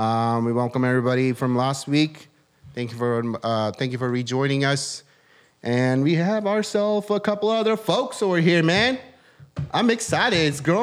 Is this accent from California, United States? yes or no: yes; California, United States; They do? Okay. Maybe it's because I'm from California.